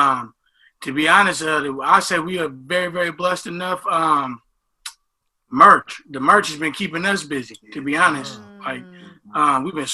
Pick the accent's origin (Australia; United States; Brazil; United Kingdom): United States; San Francisco, California; also born or lived in East Bay; I grew up in Lakeview.